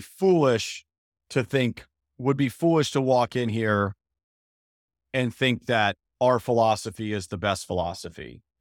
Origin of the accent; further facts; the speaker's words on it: Phoenix, Arizona, United States; moved away; also born or lived in Spartanburg, South Carolina; I'm originally from Phoenix